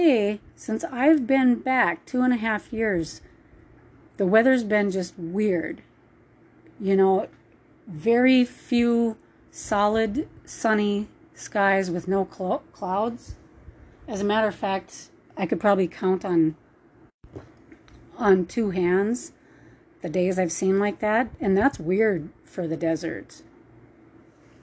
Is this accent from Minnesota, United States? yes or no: yes; Minnesota, United States; moved away; I'm from Minnesota